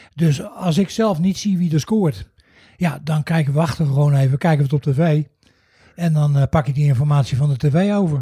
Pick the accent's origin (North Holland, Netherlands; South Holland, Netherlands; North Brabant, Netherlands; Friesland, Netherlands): South Holland, Netherlands; The Hague; moved away; Ik ben geboren en getogen in, eh, in Den Haag.